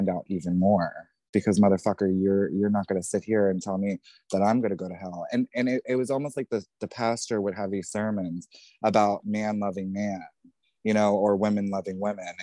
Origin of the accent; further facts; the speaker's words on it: New Jersey, United States; being raised in New Jersey